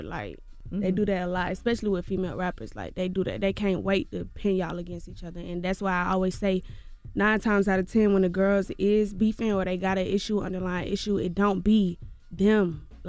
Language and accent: English; Clayton County, Georgia, United States; But, baby, I'm going to let you know I'm from Clayco. I'm going to let you know that. But to the masses, to the world, y'all probably never even heard of Clayco. So to the world, I'm from Atlanta.